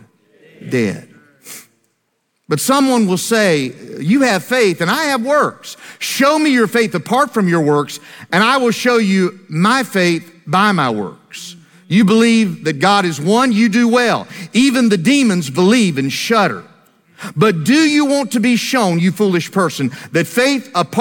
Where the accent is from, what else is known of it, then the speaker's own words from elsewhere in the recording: Greensboro, North Carolina, United States; my hometown of Greensboro, North Carolina